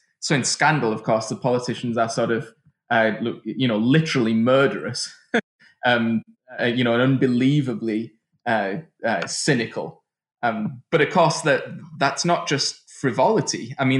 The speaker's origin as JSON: {"language": "English", "country": "United Kingdom", "moved": "yes", "said": "I mean, I'm from the United Kingdom, but I'd left in 2000, and I just didn't recognize what had happened."}